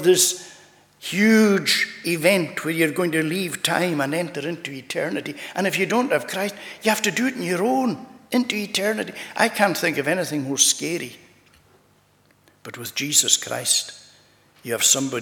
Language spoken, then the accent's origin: English; United Kingdom / Scottish, Scotland, United Kingdom; we're here in the United Kingdom, and we love our country. Whether we look at ourselves sometimes as being part of the United Kingdom or part of our Scottish, we love our country